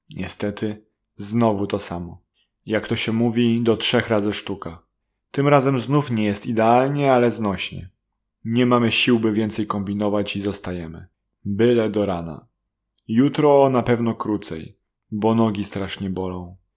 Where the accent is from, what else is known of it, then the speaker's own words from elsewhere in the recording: Poland; first language Polish; Z Polski